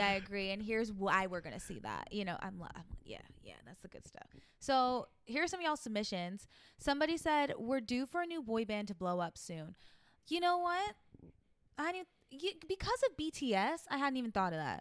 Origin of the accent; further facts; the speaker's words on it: New York, United States; accent: New York; my New York accent